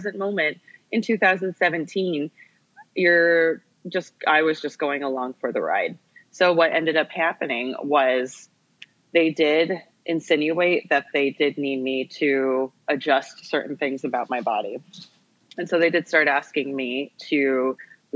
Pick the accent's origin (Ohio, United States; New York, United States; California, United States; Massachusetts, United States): California, United States; I grew up in California, and growing up as an Asian American female in a predominantly white city